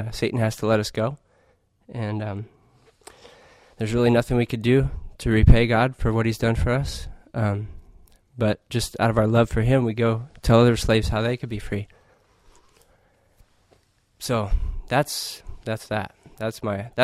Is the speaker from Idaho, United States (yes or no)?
no; Arizona, United States; I grew up in Arizona mostly